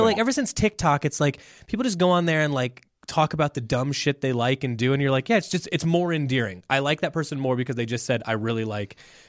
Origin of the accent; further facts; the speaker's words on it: Midwest, United States; And look, we're pro cottage cheese. We're from the Midwest. We have to like that.